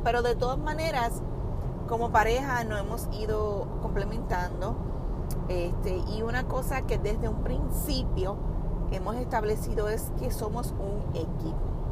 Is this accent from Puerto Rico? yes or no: yes; Puerto Rico; a pesar de que somos del mismo país, ambos somos puertorriqueños